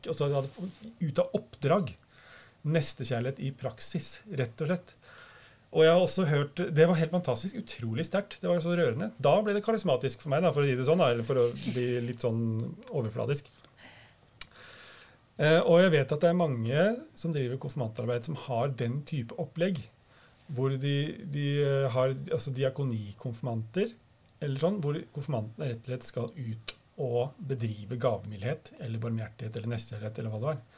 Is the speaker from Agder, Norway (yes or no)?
no; Innlandet, Norway; Det var liksom mer karismatisk enn jeg var vant til da, som hedmarking.